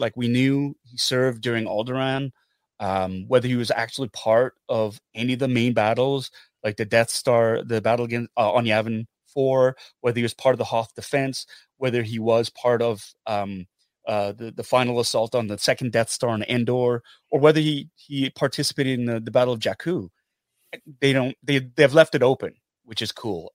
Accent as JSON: {"language": "English", "country": "Canada", "said": "I'm Korean Canadian"}